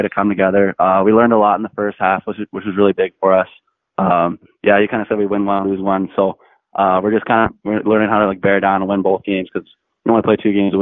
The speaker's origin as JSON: {"language": "English", "town": "Bragg Creek", "region": "Alberta", "country": "Canada", "moved": "yes", "said": "I'm from Bragg Creek, Alberta, just outside of Calgary."}